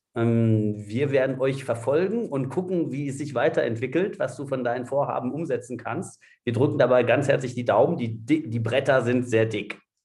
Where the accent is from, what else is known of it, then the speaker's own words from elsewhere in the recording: France; ich selbst bin Franzose